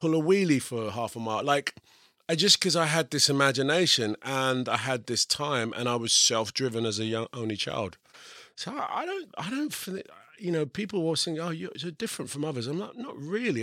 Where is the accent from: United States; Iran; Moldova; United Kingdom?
United Kingdom; England; I'm English and I'm also part of the Equity Union, I can work here